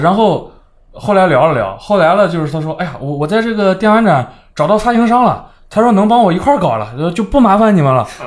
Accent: China; 来自中国

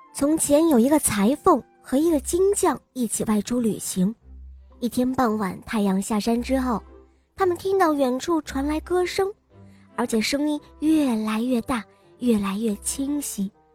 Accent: Weifang, Shandong, China; 今年五岁了，我来自美丽的风筝都山东潍坊。

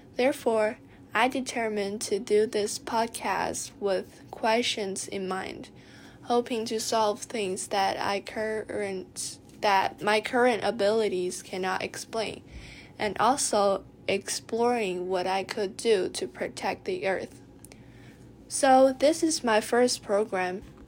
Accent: Dali, Yunnan, China; also born or lived in Beijing, China; we decided to move to Dali, Yunnan, where the air is clear and sunny

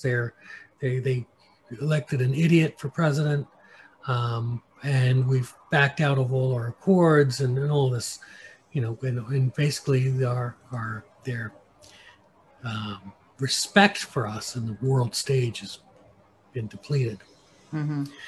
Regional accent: United States; I'm an American

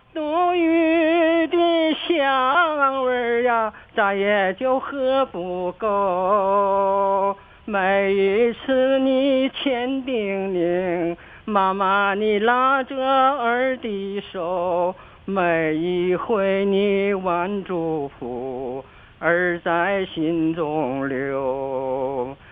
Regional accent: Dalian, Liaoning, China; now in Dalian Development Zone, China; 我老家就是金浦新区的

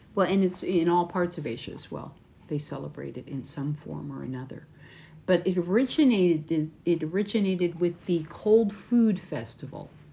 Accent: United States; from America

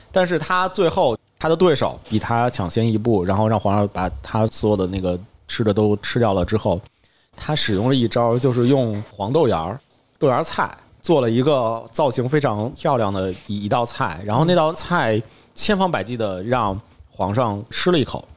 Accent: China; 我们中国人

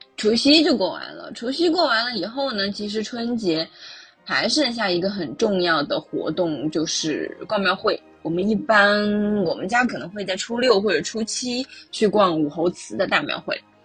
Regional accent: Chengdu, Sichuan, China; moved away as an adult; now in United Kingdom; 是 K T V Advocation的助教老师，我来自四川成都

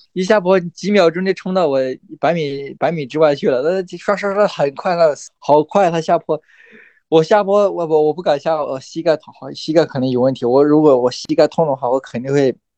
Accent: Lijiang, Yunnan, China; 来我老家丽江一起训

